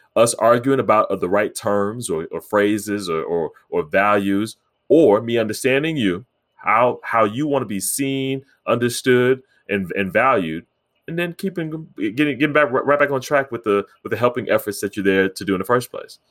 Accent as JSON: {"language": "English", "country": "United States", "said": "I'm African American"}